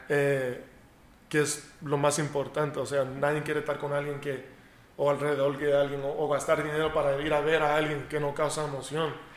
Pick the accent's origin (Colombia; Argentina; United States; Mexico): United States; yo nací en Estados Unidos